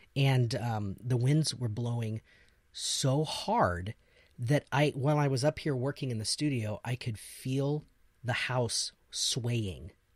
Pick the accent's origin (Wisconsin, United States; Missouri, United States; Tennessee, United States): Missouri, United States; moved away; growing up in Missouri is the same way